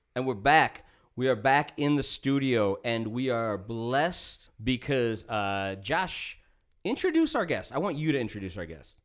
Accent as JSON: {"language": "English", "town": "Woodbury", "region": "Minnesota", "country": "United States", "tie": "born or raised there", "also_born_or_lived": "Missoula, Montana", "said": "all of us growing up in Minnesota and living with whack-ass fucking laws and shit here"}